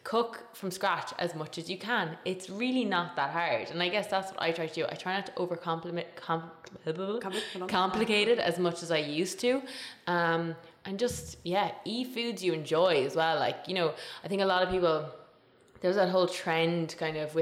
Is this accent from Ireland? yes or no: yes; Tipperary, Munster, Ireland; where I grew up in Tipperary, food was the kind of center of the family